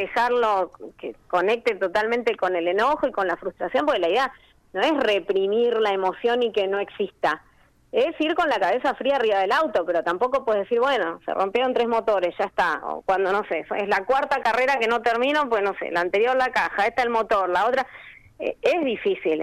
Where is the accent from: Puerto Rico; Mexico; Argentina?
Argentina; Neuquén; also born or lived in Cipolletti, Río Negro / Buenos Aires / Spain; yo soy de Neuquén